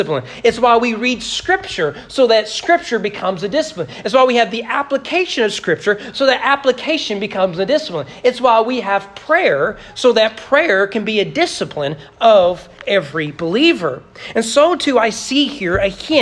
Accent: United States

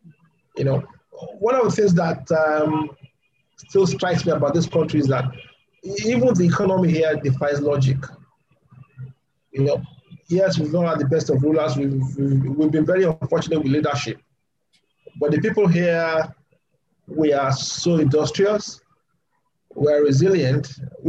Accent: Southwest Nigeria, Nigeria; I'm from Southwest Nigeria. I'm based in Southwest Nigeria, which is the most peaceful part of Nigeria, and the most developed part of Nigeria.

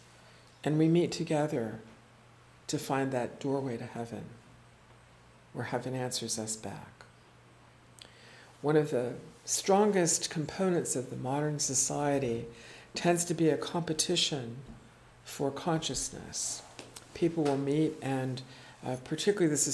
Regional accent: Corning, New York, United States; I was born in Corning

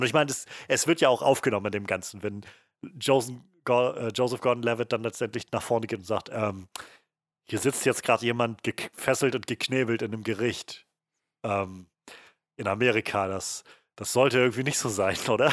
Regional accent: Germany; uns als Deutsche

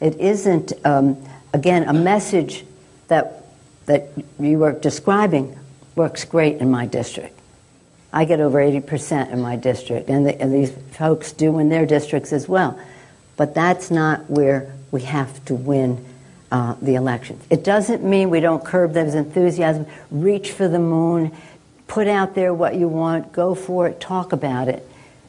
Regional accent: San Francisco, California, United States; Now, I'm a liberal from San Francisco.

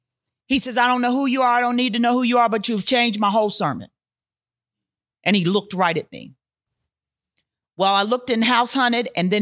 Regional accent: Philadelphia, Pennsylvania, United States; moved away as an adult; also born or lived in Houston, Texas / Allentown, Pennsylvania; I grew up in Philadelphia.

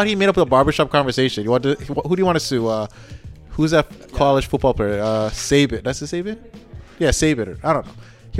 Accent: Canada; We're not American.

